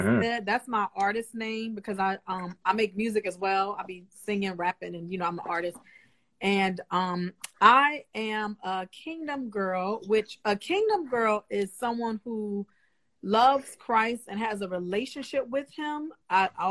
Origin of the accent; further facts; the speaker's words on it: New York City, New York, United States; I'm from Harlem, New York, but I was born throughout the crack epidemic